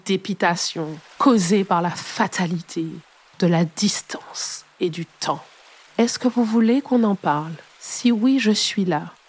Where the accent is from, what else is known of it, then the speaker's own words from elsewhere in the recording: Martinique; Chez nous, en Martinique